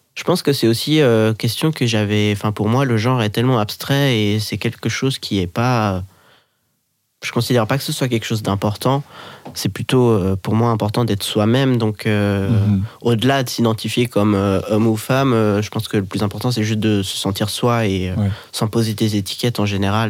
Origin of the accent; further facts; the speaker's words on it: Geneva, Switzerland; moved away as an adult; now in Lyon, France; J'habite à Lyon depuis un an et demi environ. Sinon, je viens de Genève.